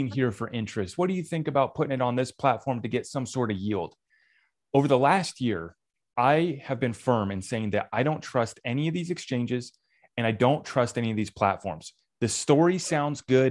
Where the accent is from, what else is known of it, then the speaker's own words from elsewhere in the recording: United States; I, as an American